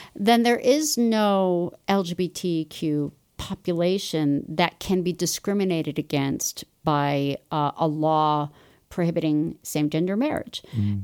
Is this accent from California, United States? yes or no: yes; Los Angeles, California, United States; moved away as an adult; also born or lived in Chicago / Ithaca, New York; now in Utah, United States; I grew up in Los Angeles